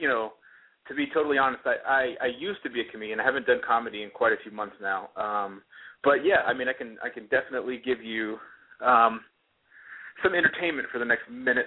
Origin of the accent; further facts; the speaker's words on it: United States; accent: Boston; my accent kind of morphed into a mix of Boston and the Garden and Southern twang.